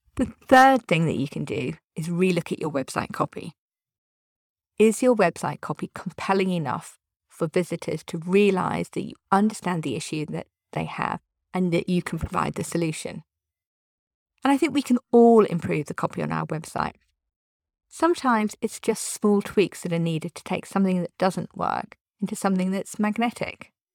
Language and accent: English; United Kingdom; I'm British.